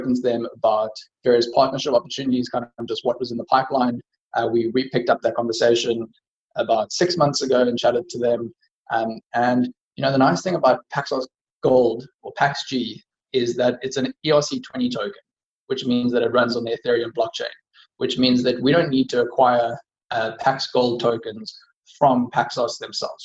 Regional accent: South Africa; as a South African

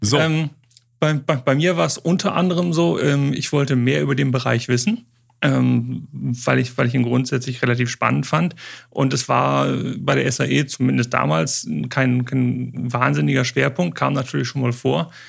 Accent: Osnabrück, Lower Saxony, Germany; hier in Osnabrück, meiner, meiner Heimat und Geburtsstadt

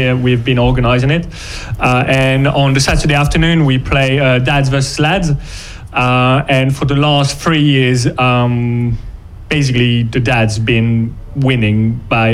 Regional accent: Brittany, France; now in England; We're both coming from Brittany.

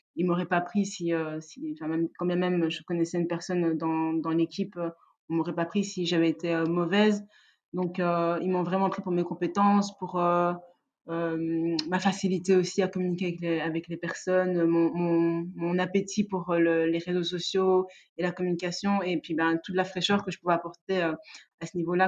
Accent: Liège, Wallonia, Belgium; je suis née et j'ai grandi à Liège

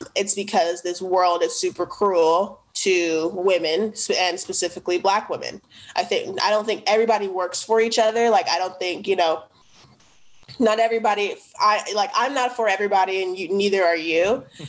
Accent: United States; where I grew up in the Northeast

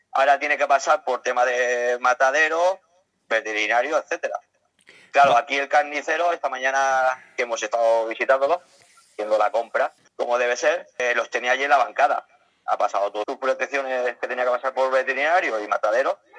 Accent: Elche, Valencian Community, Spain; Pues yo soy de Elche. De, Elche. Eh, de, la provincia de Alicante, un pueblo muy conocido por sus palmeras.

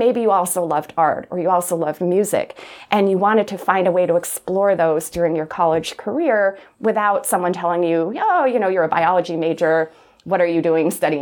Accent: Plattsburgh, New York, United States; moved away as an adult; also born or lived in Providence, Rhode Island; I loved growing up in Plattsburgh

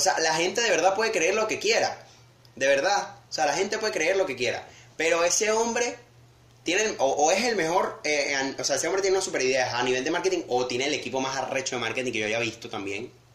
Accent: Venezuela; uno como venezolano al fin

